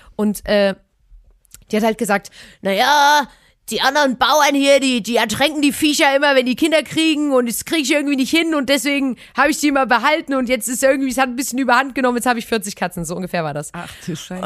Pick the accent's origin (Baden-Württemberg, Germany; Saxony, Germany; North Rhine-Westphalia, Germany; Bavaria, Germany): Saxony, Germany; Chemnitz; wir kommen ja aus, aus einer richtig fetten Stadt Chemnitz